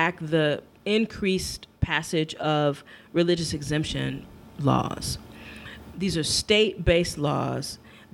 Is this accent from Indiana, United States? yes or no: no; Michigan, United States; my home state of Michigan